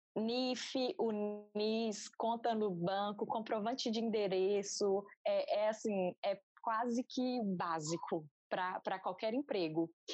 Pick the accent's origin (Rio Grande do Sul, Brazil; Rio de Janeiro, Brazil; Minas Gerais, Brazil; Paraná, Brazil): Minas Gerais, Brazil; moved away as an adult; also born or lived in Ireland / Portugal; tenho 28 anos, sou engenheira civil e sou de Minas Gerais.